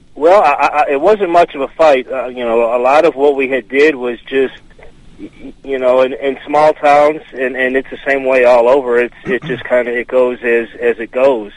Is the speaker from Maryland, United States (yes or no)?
no; Cicero, Illinois, United States; moved away as an adult; now in Elbert County, Georgia, United States; I was born and raised in Illinois, uh, okay. Cicero, Illinois to be exact, and uh, moved down here to Elbert County about ten years ago.